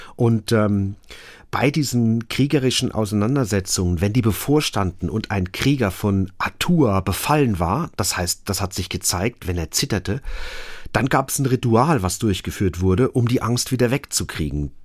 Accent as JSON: {"language": "German", "country": "Germany", "said": "bei uns in Deutschland"}